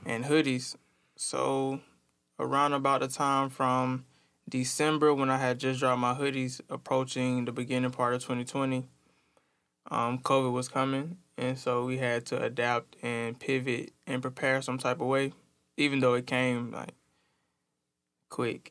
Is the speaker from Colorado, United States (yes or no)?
no; Tuskegee, Alabama, United States; now in Montgomery, United States; I'm from Tuskegee, Alabama